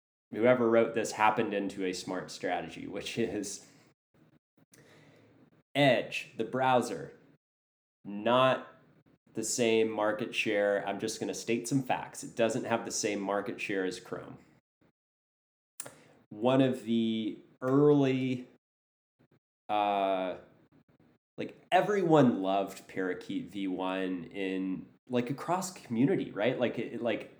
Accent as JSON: {"language": "English", "country": "United States", "said": "as a American who doesn't know what they're doing in London"}